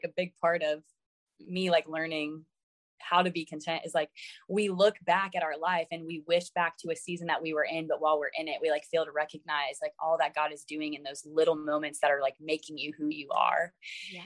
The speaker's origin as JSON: {"language": "English", "region": "Florida", "country": "United States", "tie": "born or raised there", "moved": "as an adult", "lives_now": "Virginia, United States", "said": "I moved all the way from my hometown in Florida to Virginia"}